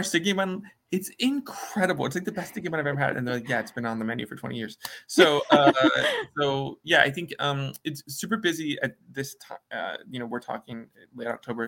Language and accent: English; Midwest, United States; I grew up in the Midwest